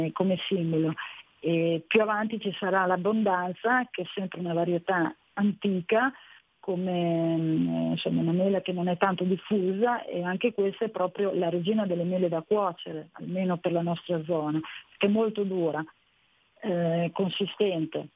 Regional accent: Bologna / Modena, Emilia-Romagna, Italy; ho l'anima modenese, sono mezzo bolognese, mezzo modenese

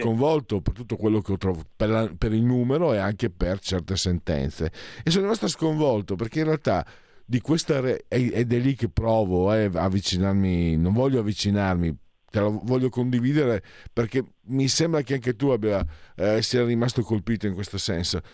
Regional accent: Pordenone province, Friuli-Venezia Giulia, Italy; dalle mie parti

